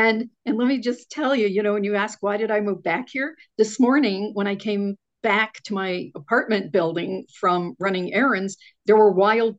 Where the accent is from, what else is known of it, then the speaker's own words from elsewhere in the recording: Connecticut, United States; moved away as an adult; I grew up in Connecticut